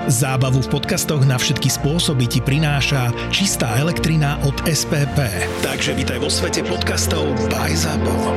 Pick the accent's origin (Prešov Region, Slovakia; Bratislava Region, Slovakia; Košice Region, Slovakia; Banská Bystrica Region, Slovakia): Bratislava Region, Slovakia; Bratislava; som z Petržalky